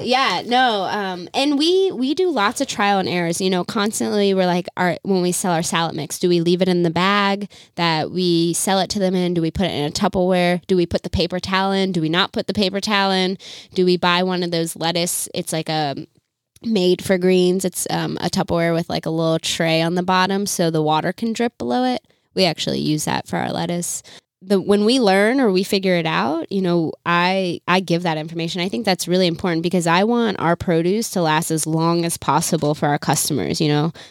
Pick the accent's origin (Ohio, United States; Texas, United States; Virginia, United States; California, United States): Virginia, United States; moved away as an adult; also born or lived in Chicago; we're both from Virginia.